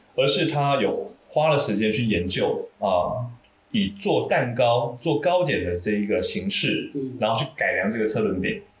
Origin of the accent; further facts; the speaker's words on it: Taoyuan, Taiwan; 我的老家在台湾桃园的大溪，但是我读书是在市区